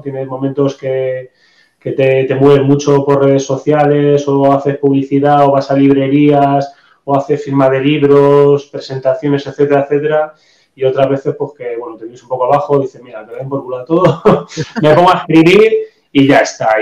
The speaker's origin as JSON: {"language": "Spanish", "town": "Madrid", "region": "Community of Madrid", "country": "Spain", "said": "yo soy de Madrid"}